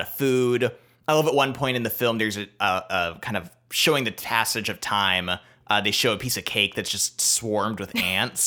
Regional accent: United States; as an American

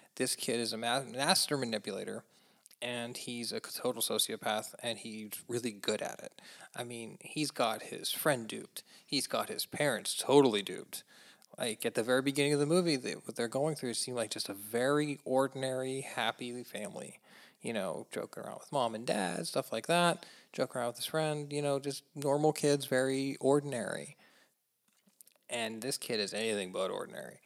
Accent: United States; as an American

